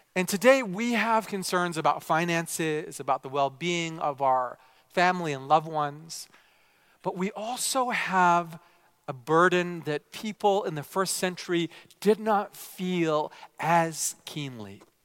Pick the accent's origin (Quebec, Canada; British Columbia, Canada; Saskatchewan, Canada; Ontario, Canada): British Columbia, Canada; Vancouver; also born or lived in Japan; I was raised primarily here in Canada